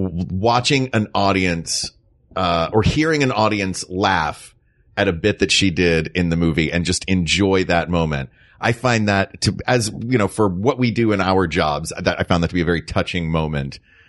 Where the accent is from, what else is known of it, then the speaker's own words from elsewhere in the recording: the South, United States; from the South. Diphthongs and triphthongs are just in our blood.